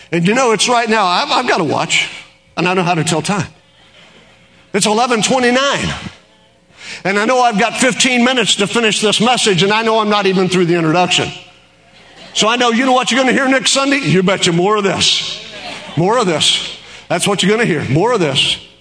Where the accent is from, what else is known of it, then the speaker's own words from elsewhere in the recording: Oklahoma, United States; in Oklahoma, we can tell a Yankee